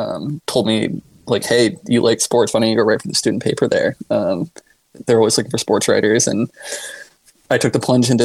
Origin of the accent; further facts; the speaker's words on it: Cottage Grove, Oregon, United States; I grew up in Cottage Grove, Oregon, just south of Eugene.